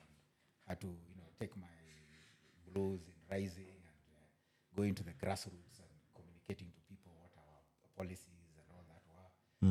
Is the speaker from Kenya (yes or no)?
yes; Kenya; moved away; also born or lived in Boston, United States; as a Kenyan resident in Boston